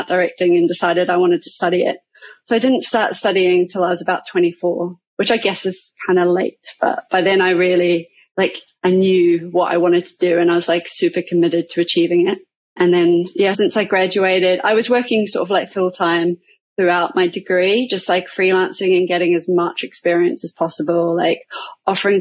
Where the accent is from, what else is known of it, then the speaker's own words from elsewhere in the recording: New Zealand; moved away as an adult; now in London, United Kingdom; I'm originally from New Zealand, but I moved here about 13 years ago now